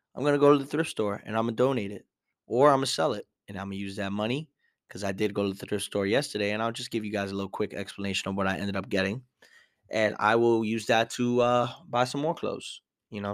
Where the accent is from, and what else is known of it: New York City, New York, United States